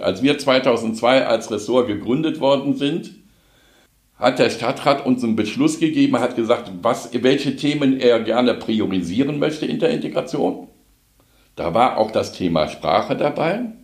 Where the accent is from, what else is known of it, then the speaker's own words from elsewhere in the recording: Cologne, North Rhine-Westphalia, Germany; moved away as an adult; now in Wuppertal, Germany; als Kölner